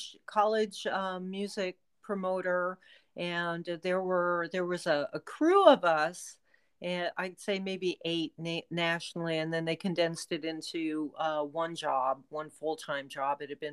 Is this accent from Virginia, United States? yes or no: no; New York City, New York, United States; I'm from Brooklyn.